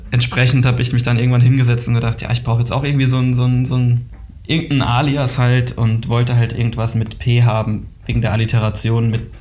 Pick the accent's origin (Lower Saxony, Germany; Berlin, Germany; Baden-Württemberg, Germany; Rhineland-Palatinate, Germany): Rhineland-Palatinate, Germany; Kaiserslautern; moved away as an adult; now in Cologne, Germany; 2006, äh, nach meinem Abitur bin ich dann aus Kaiserslautern hergekommen zum äh, mm. Studieren.